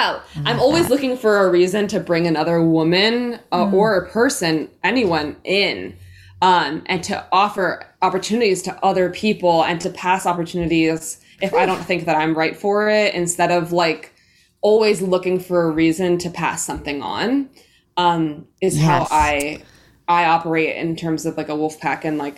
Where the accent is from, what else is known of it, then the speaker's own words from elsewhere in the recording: New York City, New York, United States; I think that for me, like growing up in New York City, definitely like super separate from nature, and then having an indigenous heritage and roots